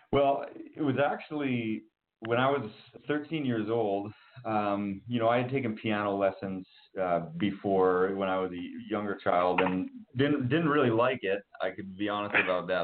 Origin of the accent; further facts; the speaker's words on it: Winnipeg, Manitoba, Canada; I'm from Winnipeg. I'm a Canadian.